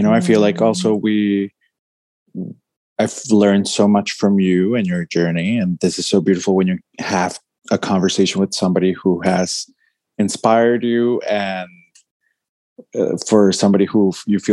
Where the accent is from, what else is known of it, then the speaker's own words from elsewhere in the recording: Bogotá, Colombia; I'm from Bogota, Colombia